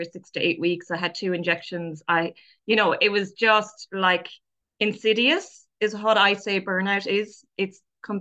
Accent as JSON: {"language": "English", "country": "Ireland", "said": "being Irish"}